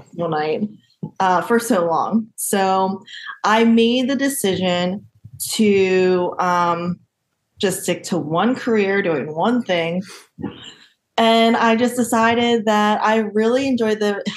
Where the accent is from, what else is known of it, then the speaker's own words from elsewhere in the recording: Delaware, United States; also born or lived in South Korea; I was born in South Korea and I was adopted when I was 3 months old. So I grew up in Delaware on a 15-acre horse farm